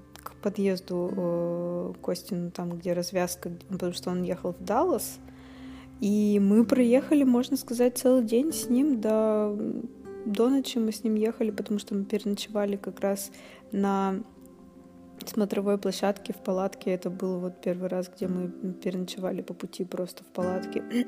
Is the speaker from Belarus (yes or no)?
no; Russia; Мы путешественницы из России